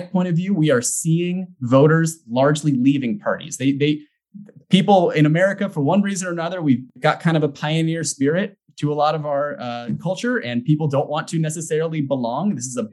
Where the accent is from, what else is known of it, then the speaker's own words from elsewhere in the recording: California, United States; moved away; also born or lived in Washington; I grew up in California. I spent 4 years working in Washington politics